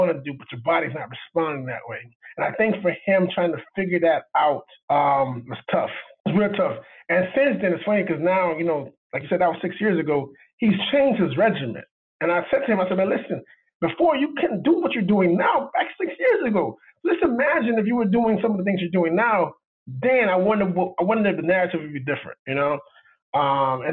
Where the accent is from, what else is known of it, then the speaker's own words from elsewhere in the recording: Miami, Florida, United States; I'm from Miami